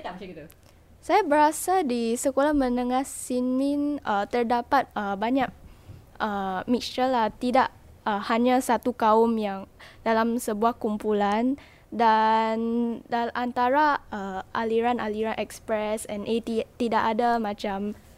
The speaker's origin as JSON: {"language": "Malay", "country": "Singapore", "said": "sebagai warga Singapura"}